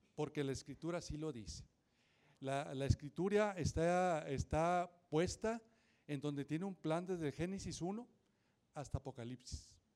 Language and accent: Spanish; Nuevo León, Mexico; also born or lived in Montemorelos / Linares / San Nicolás de los Garza; yo nací acá en Montemorelos, después me fui a, ver, a, vivir a Linares, allá a la tierra de mi paisano Saúl. Y después me vine acá a San Nicolás y ahí estuve